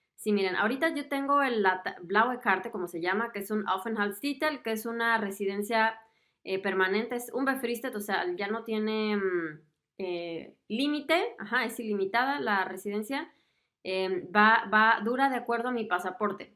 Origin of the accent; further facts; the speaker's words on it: Mexico; moved away as an adult; now in Germany; como yo, que soy de México